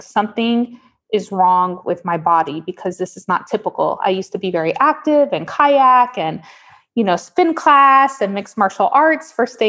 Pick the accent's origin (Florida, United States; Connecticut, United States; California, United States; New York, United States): Florida, United States; Miami; moved away as an adult; now in Portland, United States; I'm from Miami originally. I was born and raised there